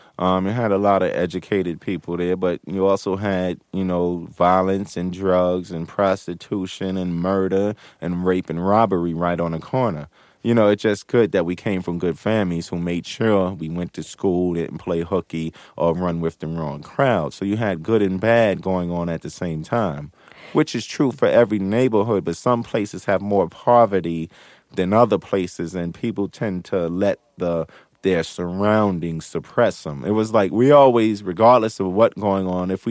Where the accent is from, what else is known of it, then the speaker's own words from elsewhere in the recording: New York City, New York, United States; We came from Hollis, Queens, where you got separate houses, grass, backyards, cookout, Catholic school